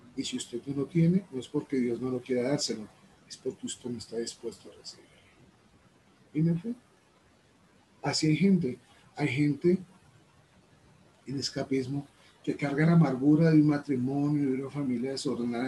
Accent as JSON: {"language": "Spanish", "country": "Colombia", "said": "vengo desde Colombia."}